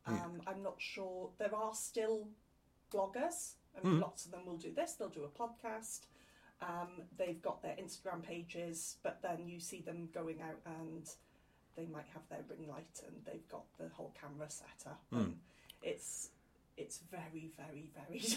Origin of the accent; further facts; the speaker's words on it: Port Talbot, Wales, United Kingdom; I remember growing up, I'm from Port Talbot